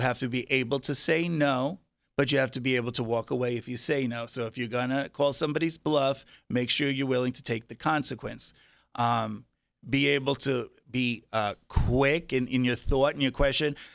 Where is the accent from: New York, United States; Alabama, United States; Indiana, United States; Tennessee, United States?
New York, United States; Long Island; now in Las Vegas, United States; I was Long Island, so it was a very small town.